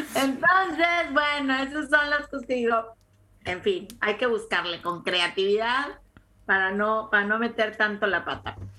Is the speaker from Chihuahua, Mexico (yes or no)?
no; Tampico, Tamaulipas, Mexico; moved away as an adult; now in United States; también soy de Tampico